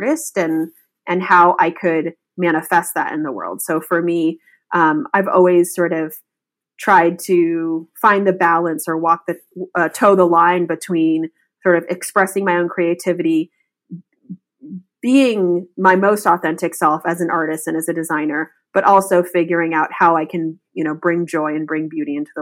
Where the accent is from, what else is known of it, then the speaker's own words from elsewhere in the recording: Berkeley, California, United States; As a little girl, I grew up in the Bay Area in California.